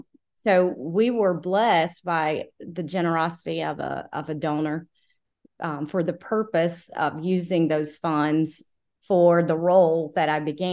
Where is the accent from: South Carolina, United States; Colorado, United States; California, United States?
South Carolina, United States; also born or lived in Washington, United States; Yes. So, I was born in South Carolina, and then, I've lived in DC before, but been in South Carolina for over 20 years.